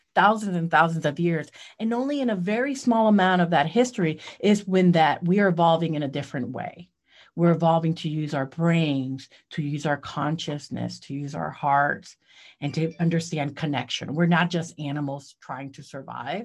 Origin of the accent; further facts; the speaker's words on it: Puerto Rico; now in Columbia, United States; I grew up in Puerto Rico